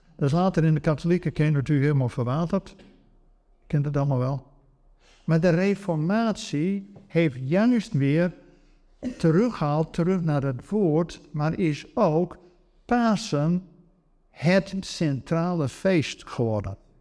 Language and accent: Dutch; Netherlands; wij Nederlanders